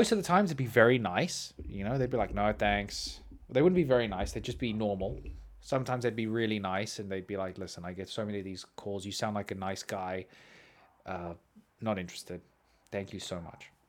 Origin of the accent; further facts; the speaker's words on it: Australia; Mate, you know I'm Australian. I am Australian.